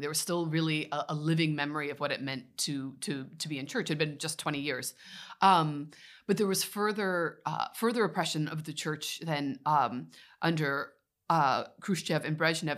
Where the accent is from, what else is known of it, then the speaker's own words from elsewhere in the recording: Midwest, United States; moved away as an adult; now in Belgium; I'm from the Midwest, was raised in a American, uh, white American evangelical family.